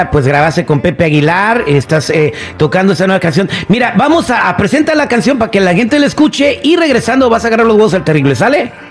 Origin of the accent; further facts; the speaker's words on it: San José de Caño, Durango, Mexico; Nosotros somos de San José de Caño, Durango.